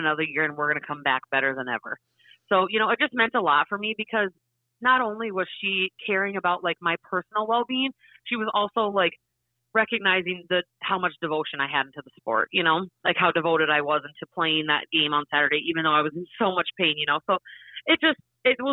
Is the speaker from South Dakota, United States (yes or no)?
yes; Parker, South Dakota, United States; growing up in Parker, you can't wait to be a Parker Pheasant high school volleyball player